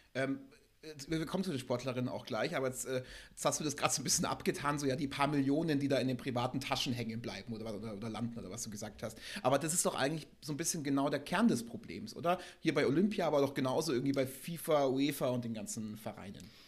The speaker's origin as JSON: {"language": "German", "country": "Germany", "said": "als Deutsche"}